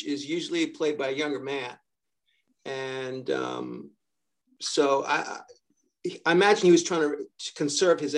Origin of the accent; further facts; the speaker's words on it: New York, United States; I'm from New York